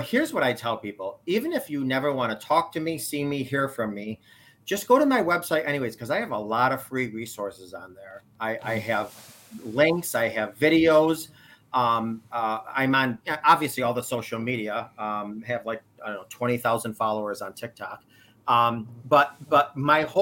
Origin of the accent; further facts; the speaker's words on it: New York, United States; I am from New York